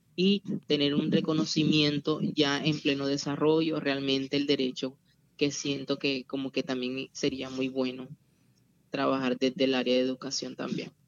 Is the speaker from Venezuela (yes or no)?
yes; Venezuela; now in Zona Bananera, Colombia; soy migrante venezolano y formo parte del movimiento LGBTI en la zona rural del municipio de Zona Bananera